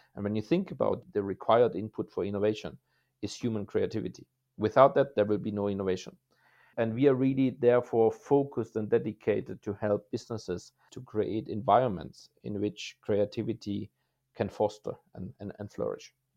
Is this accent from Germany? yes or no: yes; Germany; moved away as an adult; my career started in Germany, my home country, a little bit as a small boy